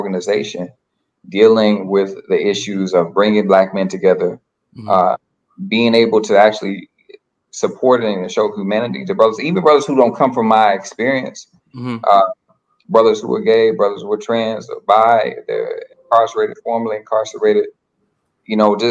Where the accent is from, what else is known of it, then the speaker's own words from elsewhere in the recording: Little Rock, Arkansas, United States; moved away as an adult; now in Boston, United States; I'm from Little Rock, Arkansas. I live in Boston now. Been out here for 7 years.